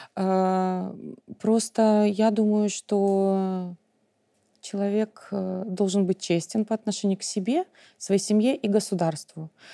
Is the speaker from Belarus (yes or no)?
yes; Belarus; в школе, когда я училась, мы учили, изучали белорусский